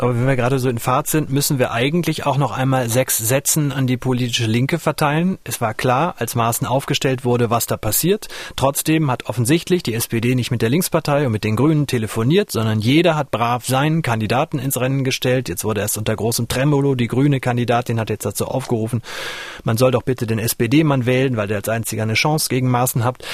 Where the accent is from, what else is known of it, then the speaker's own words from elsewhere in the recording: eastern Germany, Germany; Bei uns im Osten